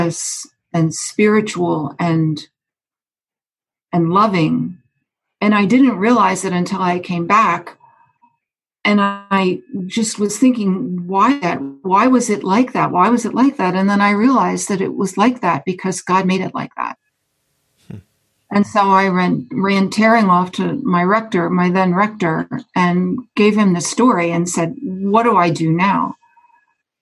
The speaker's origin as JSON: {"language": "English", "town": "Lancaster", "region": "Pennsylvania", "country": "United States", "tie": "born or raised there", "moved": "yes", "said": "my hometown of Lancaster, Pennsylvania"}